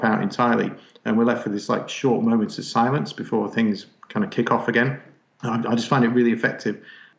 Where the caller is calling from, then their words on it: Manchester, North West England, United Kingdom; So I'm in Manchester in England.